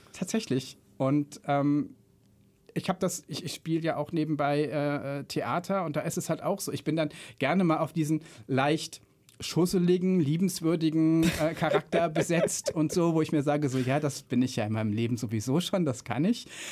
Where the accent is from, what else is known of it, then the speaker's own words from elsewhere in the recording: Remscheid, North Rhine-Westphalia, Germany; moved away as an adult; now in Frankfurt, Germany; zugezogener Frankfurter seit na, zwölf Jahren jetzt, glaube ich. Ähm, ursprünglich äh, komme ich aus der wunderschönen Stadt Remscheid